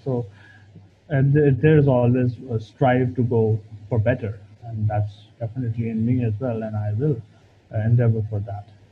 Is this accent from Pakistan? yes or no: yes; Pakistan; we overall as Pakistani PhD candidates